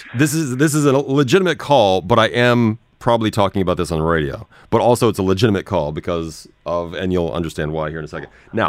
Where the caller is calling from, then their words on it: Dubai, United Arab Emirates; I'm calling from Dubai.